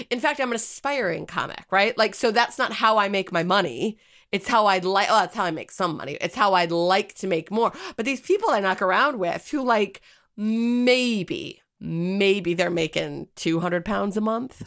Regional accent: United States; as an American

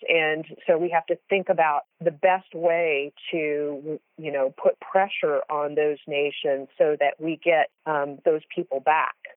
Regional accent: United States; as both an American and a Christian

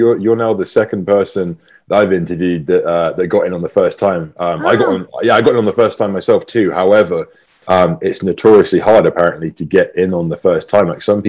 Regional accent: England, United Kingdom; now in Boise, United States; I'm obviously from England. I'm not from here. I'm based in Boise, Idaho.

